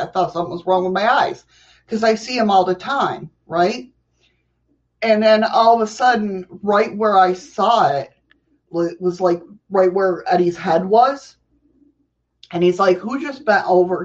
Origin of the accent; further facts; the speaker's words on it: New York, United States; I'm a New Yorker